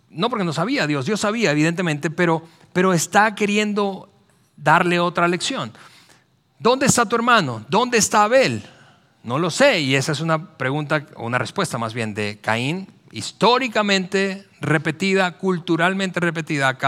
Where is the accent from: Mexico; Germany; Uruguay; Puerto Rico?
Mexico; central Mexico; Es, que así somos los mexicanos, así somos los latinoamericanos, así somos los del centro del país.